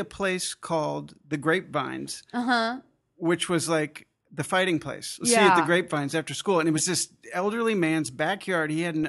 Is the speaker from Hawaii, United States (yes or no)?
no; Albuquerque, New Mexico, United States; born there; I grew up all over the place. I was born in New Mexico, Albuquerque.